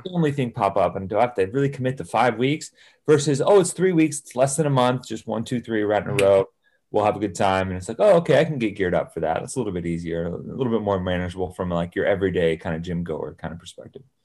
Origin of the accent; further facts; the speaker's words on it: Salinas, California, United States; also born or lived in San Jose, California; I grew up in Salinas